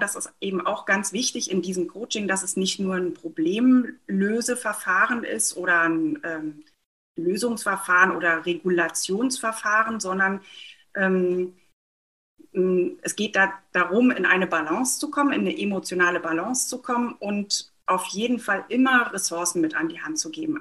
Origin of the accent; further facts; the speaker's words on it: Mecklenburg-Vorpommern, Germany; ich komme aus Mecklenburg-Vorpommern gebürtig